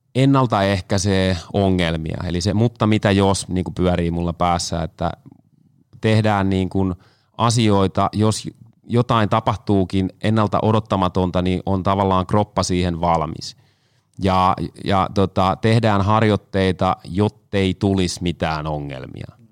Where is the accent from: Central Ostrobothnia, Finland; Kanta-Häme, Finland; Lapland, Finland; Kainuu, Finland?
Kanta-Häme, Finland; now in Tampere, Finland; Tuun Tampereelta, mutta kotoisin olen Kanta Hämeestä